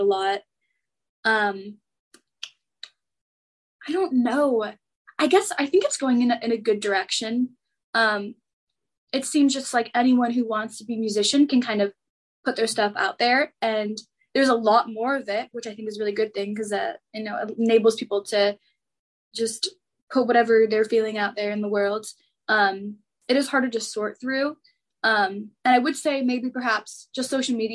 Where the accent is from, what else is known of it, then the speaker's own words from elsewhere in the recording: Los Angeles, California, United States; moved away as an adult; now in Washington, D.C., United States; I'm from Los Angeles and go to school back east